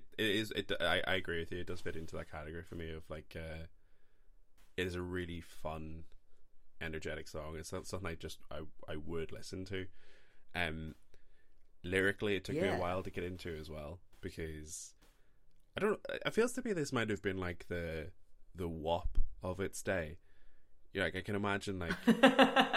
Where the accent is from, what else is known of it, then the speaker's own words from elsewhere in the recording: Ireland; as an Irishman